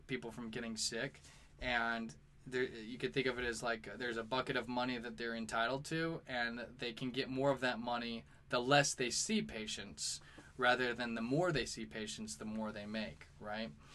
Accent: St. Louis, Missouri, United States; now in New York, United States; I'm from St. Louis and I live in New York

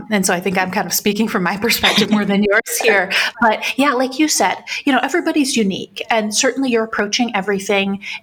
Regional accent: Michigan, United States; moved away; I'm from Michigan, originally

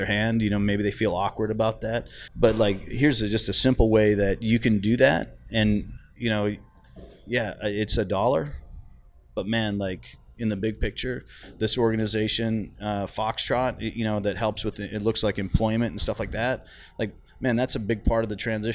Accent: Canada; I'm Canadian

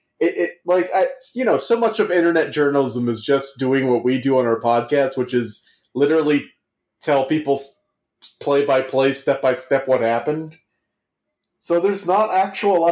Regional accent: Louisiana, United States; I grew up in Louisiana. We're 90% Catholic.

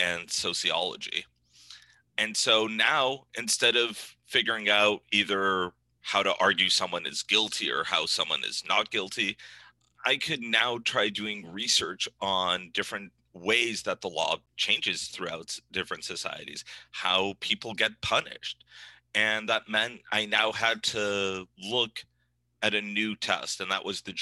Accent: Northern California, United States; moved away as an adult; also born or lived in New England; I grew up in Northern California

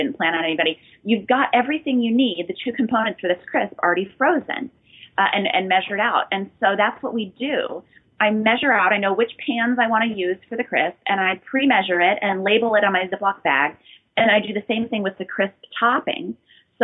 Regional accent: outside Chicago, Illinois, United States; also born or lived in South Haven, Michigan; I grew up outside Chicago in this area

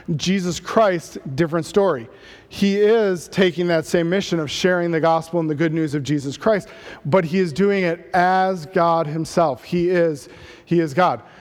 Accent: Midwest, United States; growing up in the Midwest

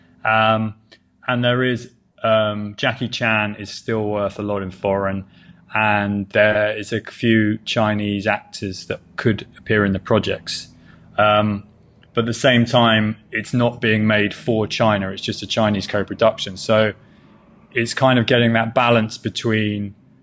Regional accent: England, United Kingdom; now in United States; I'm English

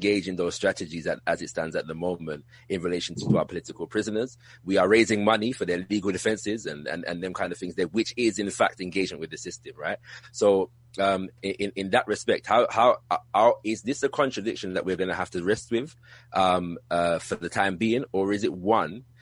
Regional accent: United Kingdom; if you couldn't tell from my accent, I'm from the UK.

